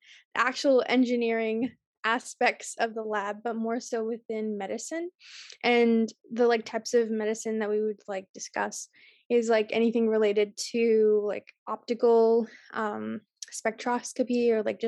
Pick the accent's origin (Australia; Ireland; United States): United States; Medford, Massachusetts; I'm originally from Medford, so I go to Tufts University in Medford. So I've lived in Medford for the past 10 years, and I went to Medford High School.